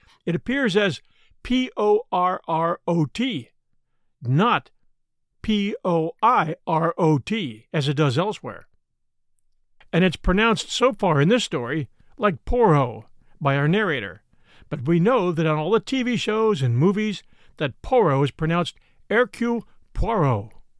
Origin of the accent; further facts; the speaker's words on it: Midwest, United States; accent: Midwestern; My accent is no accent. I'm defined as Midwestern, as close to no accent as an American can get.